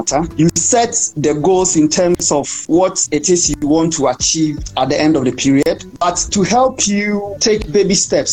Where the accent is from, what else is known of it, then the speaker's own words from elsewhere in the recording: Ghana; I'm from Ghana.